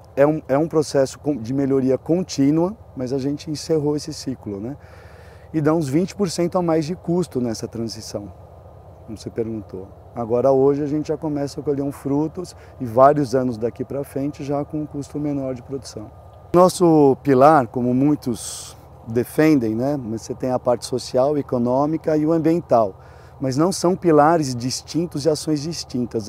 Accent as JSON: {"language": "Portuguese", "area": "Cerrado", "region": "Minas Gerais", "country": "Brazil", "tie": "born or raised there", "moved": "yes", "said": "quando a gente voltou em 2016, a gente escolheu fazer parte né, do, do Cerrado, do, de Minas Gerais."}